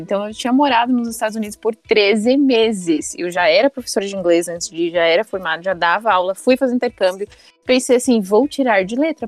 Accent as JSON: {"language": "Portuguese", "country": "Brazil", "also_born_or_lived": "Seattle, United States", "said": "eu era brasileira"}